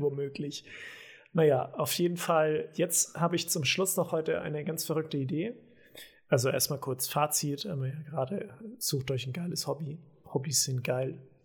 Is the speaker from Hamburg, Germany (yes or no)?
no; home village in the Diocese of Eichstätt, Bavaria, Germany; born or raised there; moved away